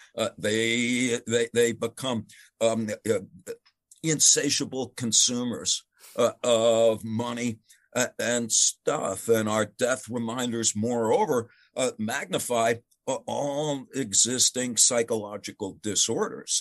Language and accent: English; United States; as an American